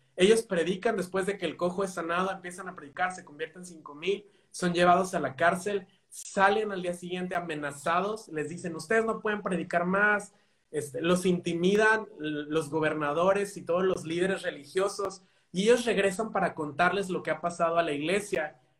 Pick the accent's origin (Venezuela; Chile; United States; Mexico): Mexico; now in Spain; yo soy de México.